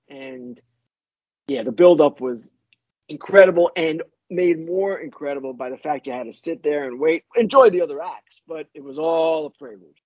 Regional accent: Oyster Bay, New York, United States; I grew up on Long Island, North Shore, Long Island, Oyster Bay High School

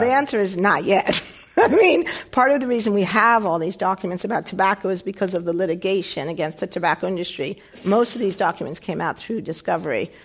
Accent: United States; in the 1960s, growing up in the United States

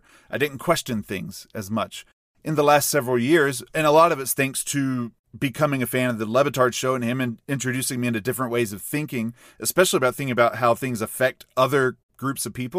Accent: a small country town in the South, United States; growing up in a small country town, a lot of the people I grew up with, very Southern

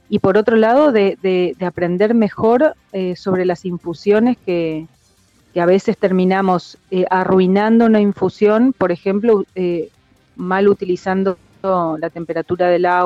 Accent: Misiones, Argentina; born there; yo nací en Misiones, eh, hice la carrera de sommelier, me recibí en el 2003 en la Escuela Argentina de Sommeliers.

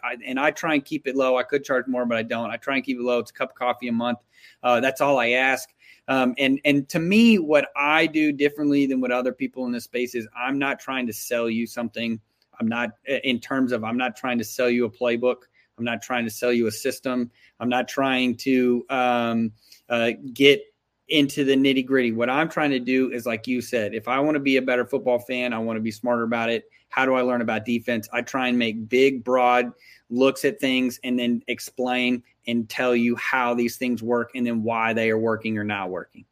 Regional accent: Texas, United States; I'm from Texas

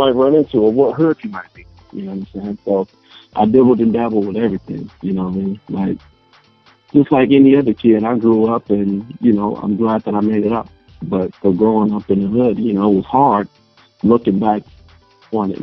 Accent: Los Angeles, California, United States; also born or lived in Compton; born in Compton, South Central Los Angeles. Grew up right off of 81st between Main and Broadway, right in the heart of it

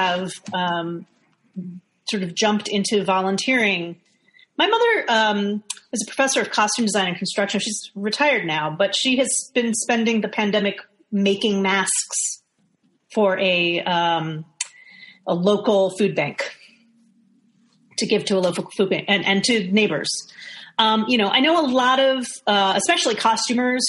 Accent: New York City, New York, United States; I was in New York, growing up in New York

